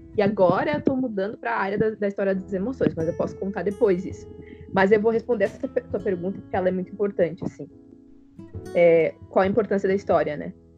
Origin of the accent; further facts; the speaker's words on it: Pelotas, Rio Grande do Sul, Brazil; moved away as an adult; also born or lived in Santa Maria; now in Florianópolis, Brazil; Eu, eu sou natural de Pelotas, Rio Grande do Sul.